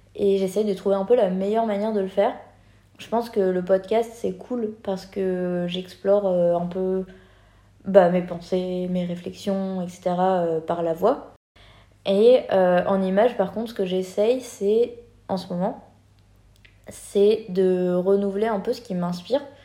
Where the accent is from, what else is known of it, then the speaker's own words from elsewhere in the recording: France; moved away; en tant que Français